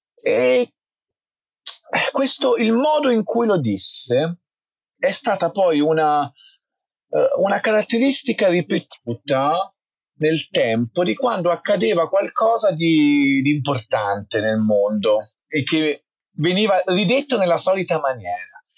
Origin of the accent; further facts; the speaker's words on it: Forte dei Marmi, Tuscany, Italy; sono nato e cresciuto in Toscana a Forte dei Marmi